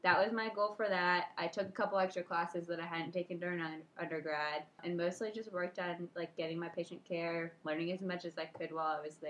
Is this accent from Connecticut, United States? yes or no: yes; Connecticut, United States; moved away as an adult; also born or lived in Florida; I'm originally from Connecticut. I went to school down in Florida at Stetson University.